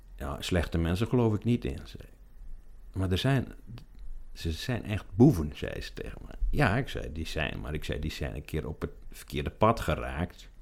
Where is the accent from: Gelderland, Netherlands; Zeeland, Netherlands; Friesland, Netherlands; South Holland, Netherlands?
Friesland, Netherlands; Ameland; born or raised there